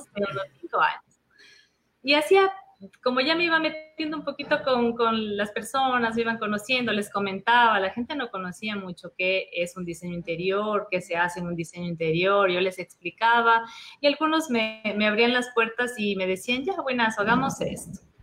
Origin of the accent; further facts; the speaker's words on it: Ecuador; moved away as an adult; also born or lived in Madrid, Spain; no éramos muy bien vistos como, como ecuatorianos